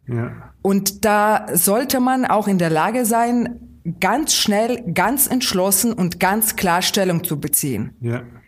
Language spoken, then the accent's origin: German; Kyiv, Ukraine; German is a second language; moved away as an adult; now in Schönaich, Germany; das ist meine Heimatstadt. Und wenn Sie 19 Jahre lang Ihres Lebens äh, in einer Stadt verbringen